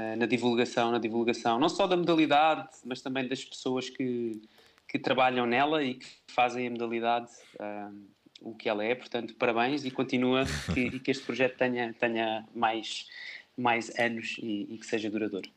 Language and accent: Portuguese; Salvaterra de Magos, Santarém District, Portugal; sou natural, sou natural de, de Terra de Magos